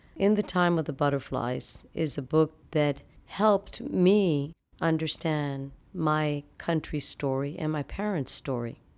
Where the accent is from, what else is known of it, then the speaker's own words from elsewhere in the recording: Dominican Republic; moved away; also born or lived in New York City; I grew up in the Dominican Republic